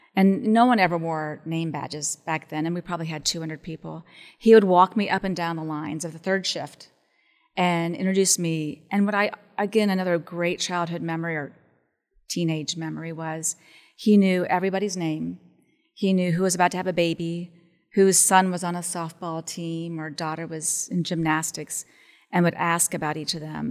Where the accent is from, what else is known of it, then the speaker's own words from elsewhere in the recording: Columbus, Ohio, United States; I was from Columbus